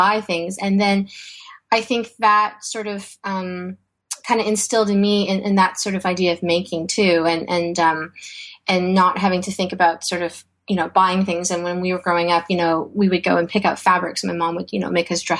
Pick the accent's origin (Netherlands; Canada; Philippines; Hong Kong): Canada; Toronto, Ontario; also born or lived in Vientiane, Laos; I was born in Vientiane, Laos, which is a small country in Southeast Asia near Thailand. And I was I came to Canada when I was 4 years old, and my parents chose Toronto